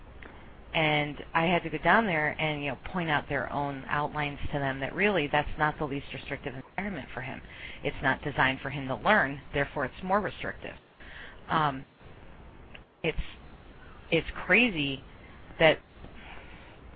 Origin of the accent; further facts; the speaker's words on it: Connecticut, United States; there was a special school in the town that I grew up in Connecticut